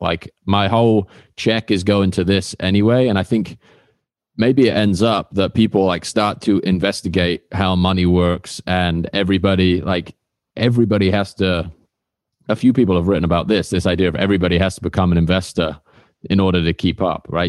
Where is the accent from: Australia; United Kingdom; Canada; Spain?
United Kingdom; I used to work at Honda in, uh, my hometown in the U K